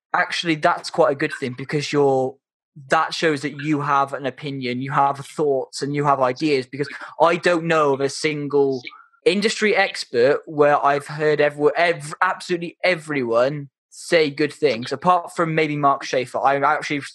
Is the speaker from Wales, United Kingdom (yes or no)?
yes; Wales, United Kingdom; I'm Welsh and proud. And oh yeah, I'm definitely not English.